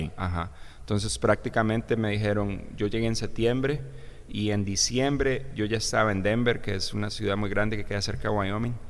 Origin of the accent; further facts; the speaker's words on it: Hatillo, San José, Costa Rica; moved away as an adult; now in United States; viví aquí prácticamente 33, 34 años en Costa Rica. Eh, soy de Atillo, ahí me crié, ahí crecí